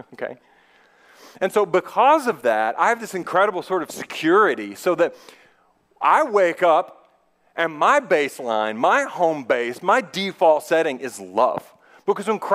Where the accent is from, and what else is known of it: United States